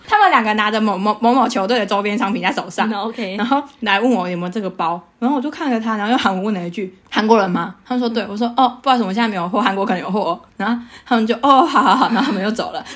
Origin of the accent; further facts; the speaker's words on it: Taichung, Taiwan; moved away as an adult; now in London, United Kingdom; 我还遇过一家人，他说他也是台中人， 哦 然后细问之下发现在我家后面那一条街